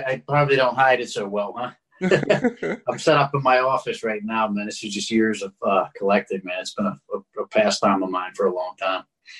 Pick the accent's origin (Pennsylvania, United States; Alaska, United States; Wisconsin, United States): Pennsylvania, United States; Pittsburgh; I'm an actor. I'm from the Pittsburgh area.